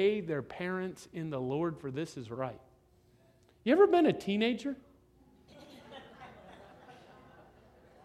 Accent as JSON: {"language": "English", "region": "Florida", "country": "United States", "said": "I'm from Florida"}